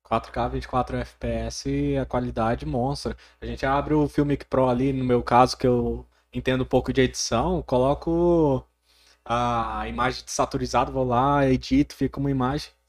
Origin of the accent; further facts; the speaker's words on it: Porangatu, Goiás, Brazil; also born or lived in Goiânia / Gurupi; como eu amo essa cidade, tanto é que eu vim embora de Goiânia, eu, eu fui para Gurupi, vim embora para Porangatu, falei não, minha cidade é aqui